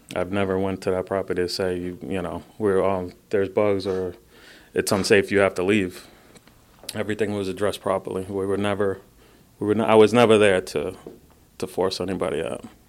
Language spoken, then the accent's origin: English; Brooklyn, Long Island, New York, United States; first language Spanish; English is a second language; I'm a little Hispanic boy from Brooklyn that moved out to Long Island